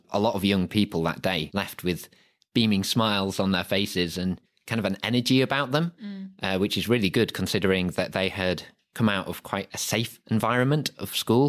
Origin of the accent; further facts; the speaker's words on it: Harrogate, Yorkshire and the Humber, United Kingdom; I was born and raised in Harrogate.